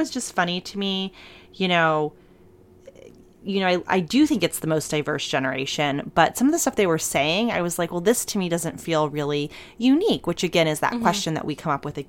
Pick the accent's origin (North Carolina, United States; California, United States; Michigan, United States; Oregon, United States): Michigan, United States; Many of my friends from my hometown in Michigan are burgeoning members of the alt-right.